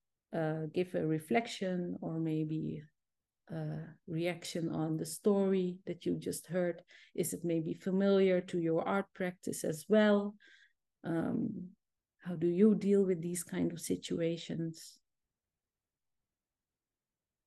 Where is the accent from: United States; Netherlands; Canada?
Netherlands; Zeeland; English is a second language; I'm from Zeeland.